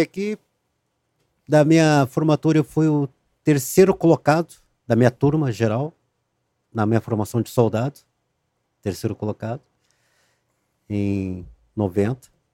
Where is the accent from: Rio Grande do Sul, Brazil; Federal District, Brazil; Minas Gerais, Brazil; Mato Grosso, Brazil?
Rio Grande do Sul, Brazil; moved away; also born or lived in Rio de Janeiro; eu saí do Rio de Janeiro, voltei para o Rio Grande do Sul